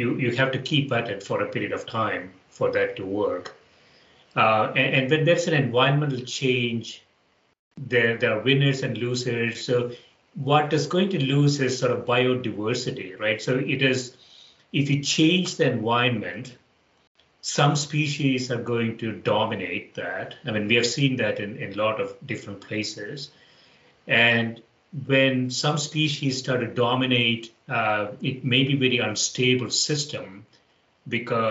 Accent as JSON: {"language": "English", "region": "South India", "country": "India", "tie": "born or raised there", "moved": "yes", "lives_now": "United States", "said": "I grew up in South India, very close to the coast, and I live in the U.S. now, very close to the water as well."}